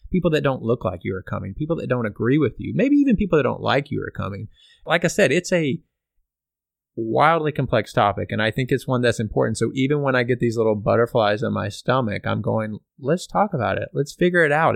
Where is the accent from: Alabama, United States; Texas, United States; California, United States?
Texas, United States; Pflugerville; moved away; Pflugerville, Texas, which is a suburb of Austin, Texas, where we all grew up.